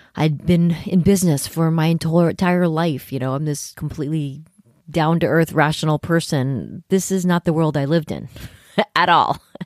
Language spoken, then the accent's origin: English; San Francisco Bay Area, California, United States; born or raised there; moved away as an adult; also born or lived in New York City